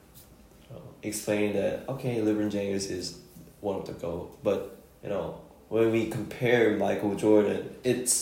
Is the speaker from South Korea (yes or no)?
yes; Incheon, South Korea; from my hometown Incheon